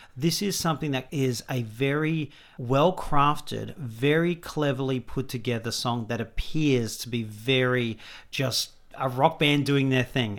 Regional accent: Australia; as an Australian

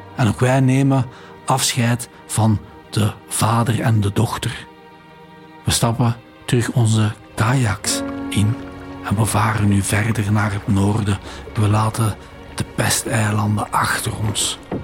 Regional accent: Flanders, Belgium; Als Vlaming

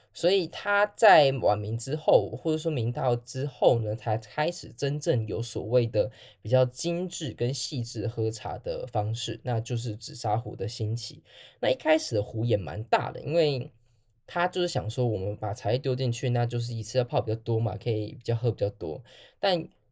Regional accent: Taiwan; 身为台湾人基本上都对于这件事情多少都有一些印象，那除非你是一九九九之后出生的人。我那时候也还小

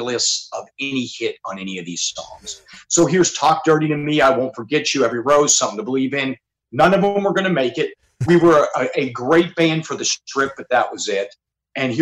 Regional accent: Mechanicsburg, Pennsylvania, United States; moved away; also born or lived in Pittsburgh, Pennsylvania / Butler, Pennsylvania; I grew up in Mechanicsburg, Pennsylvania, but I was originally born in Pittsburgh and Butler

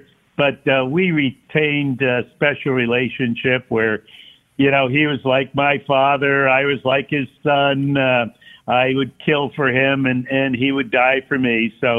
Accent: Stamford, Connecticut, United States; I was from Stamford, Connecticut.

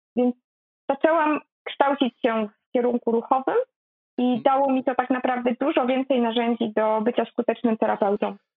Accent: a village in Greater Poland, Poland; moved away as an adult; now in Poznań, Poland; ja pochodzę z bardzo małej miejscowości, z wsi tak naprawdę wielkopolskiej

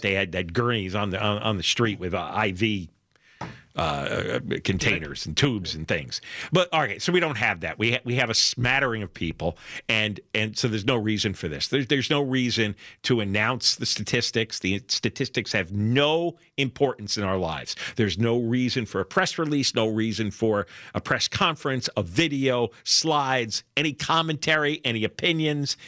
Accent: New York area, United States; now in Los Angeles, United States; you and I grew up in New York, right? or in the New York area

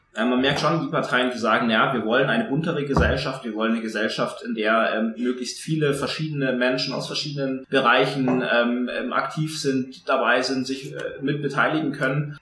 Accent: Tegernsee, Bavaria, Germany; ich bin im, am Tegernsee geboren, also oberbayerischer, wie es fast nicht geht

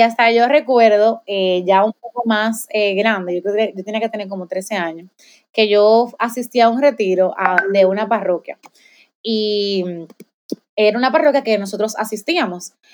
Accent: Dominican Republic; soy de República Dominicana, tengo 25 años, soy maestra

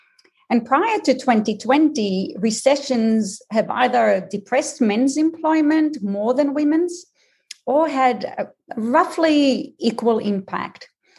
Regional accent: Israel; also born or lived in Australia / United States; now in Boston, United States; Well, I'll tell you straight off so that people don't spend time just trying to work out my accent, is that I am Israeli, Australian, and American, and I've lived in the Boston area for the last 20 years.

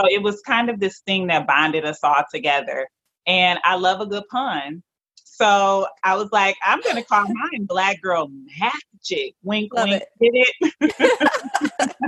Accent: Detroit, Michigan, United States; I am a proud Detroiter, born and raised in Detroit, Michigan

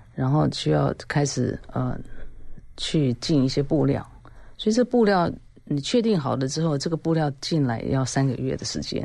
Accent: Taiwan; 我们台湾人

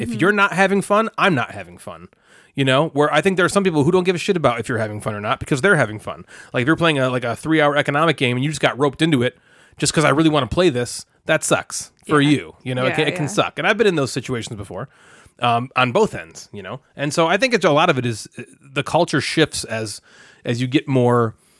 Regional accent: Ireland; Like I'm from originally from Ireland.

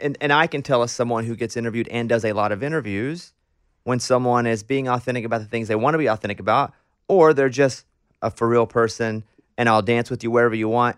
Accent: Arkansas, United States; I grew up in Arkansas

